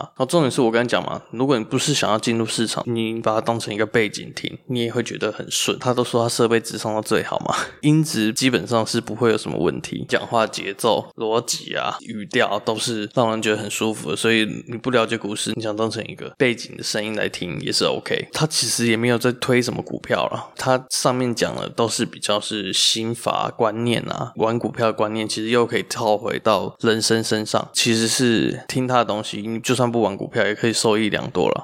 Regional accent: Taoyuan, Taiwan; 我是桃园人

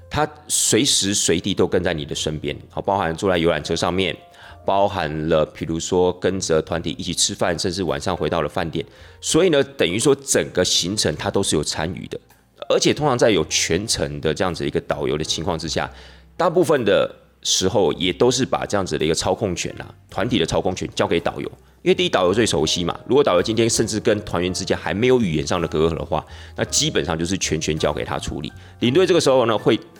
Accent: Taiwan; 我们台湾人的习惯啊，社会风俗啊

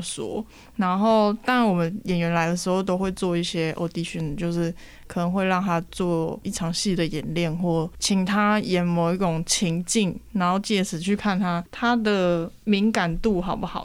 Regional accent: Taiwan; 以我台湾人的这个存在跟身份

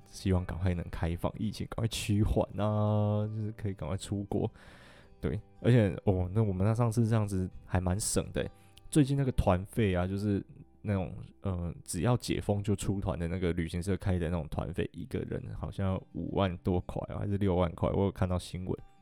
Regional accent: Taiwan; “你们从台湾来的吗？”我就说：“对。”

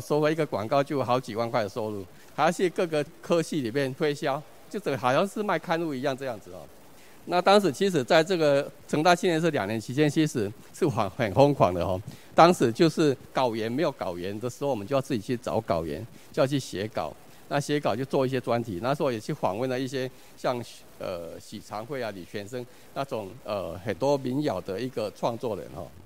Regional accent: Tainan, Taiwan; 我是出生在台湾市安南区哈， 就公亲里，所以其实我是一个很， 很在地的台湾人，我爸爸是新南国小老师哈

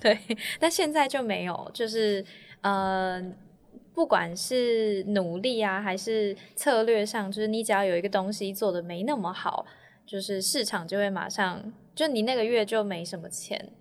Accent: Taiwan; 我是在台湾土生土长

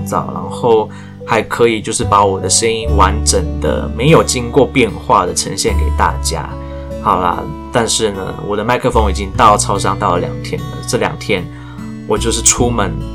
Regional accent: Taiwan; 我很努力学英文，然后去参加这个英文聚会，就是为了要再继续增进我英文能力的一个台湾人

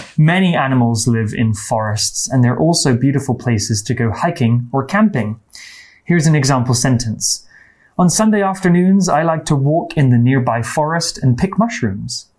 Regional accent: England, United Kingdom; I'm from the UK. I'm from England.

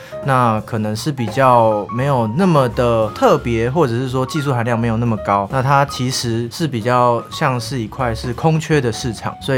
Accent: Keelung, Taiwan; 哎，基友不是不是那个啊，我是基隆人，哎，基隆人。

